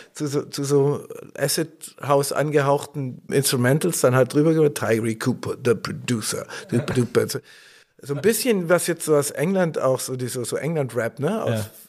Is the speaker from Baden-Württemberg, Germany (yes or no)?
yes; Stuttgart, Baden-Württemberg, Germany; bin ich Stuttgarter Junge, in Stuttgart Süd, Heslach äh, zur Schule gegangen